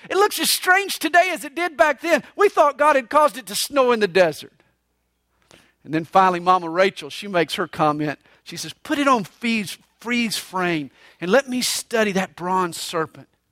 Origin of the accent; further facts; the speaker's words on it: Atlanta, Georgia, United States; I grew up right there on Flat Shoals Road in Gresham Park